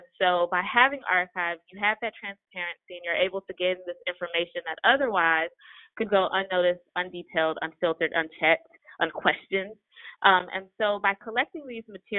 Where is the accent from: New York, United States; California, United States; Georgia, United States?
Georgia, United States; Atlanta; So I grew up in Atlanta, but clearly after the reign of Maynard Jackson